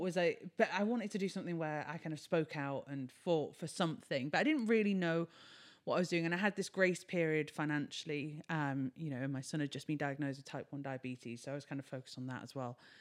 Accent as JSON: {"language": "English", "town": "Brighton", "region": "South East England", "country": "United Kingdom", "tie": "born or raised there", "said": "we started events in Brighton, which is my hometown"}